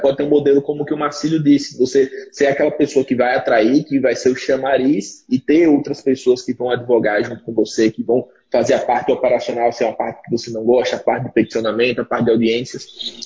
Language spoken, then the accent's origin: Portuguese; Aracaju, Sergipe, Brazil; eu sou de Sergipe